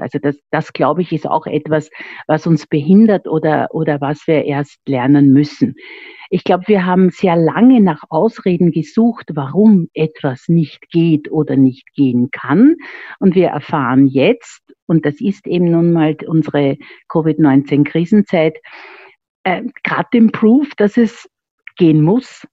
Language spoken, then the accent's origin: German; Vienna, Austria; Ich bin waschechte Wienerin